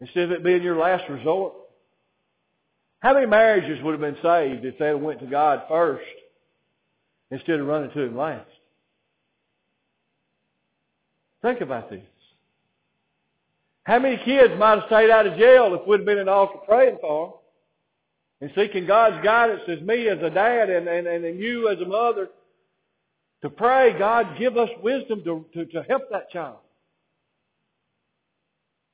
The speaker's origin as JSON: {"language": "English", "region": "Alabama", "country": "United States", "tie": "born or raised there", "said": "I didn't choose to be born in Alabama"}